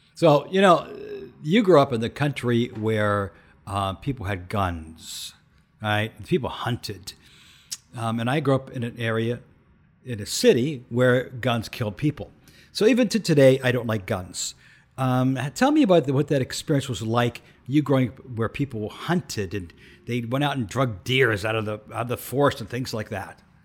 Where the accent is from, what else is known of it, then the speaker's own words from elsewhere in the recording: Canton, Ohio, United States; I grew up in urban Uh, Canton, Ohio, in an urban center deep in the hood